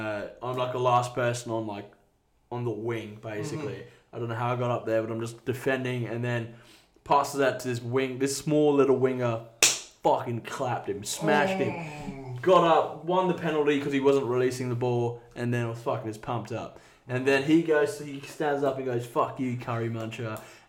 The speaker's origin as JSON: {"language": "English", "country": "Australia", "tie": "born or raised there", "also_born_or_lived": "England / Kenya", "said": "Back to the UK, then moved to Australia when I was 10."}